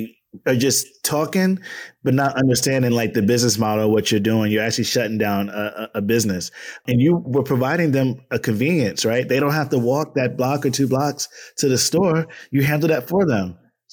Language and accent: English; Long Island, New York, United States; also born or lived in Far Rockaway, Queens, New York City; From New York City, born in Queens, raised in Long Island, currently living in Harlem